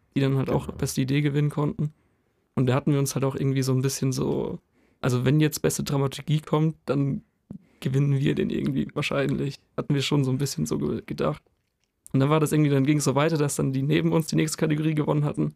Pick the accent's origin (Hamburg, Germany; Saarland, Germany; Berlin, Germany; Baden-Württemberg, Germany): Baden-Württemberg, Germany; Heidelberg; now in Tübingen, Germany; ich komme ja nicht von hier, ich komme aus Heidelberg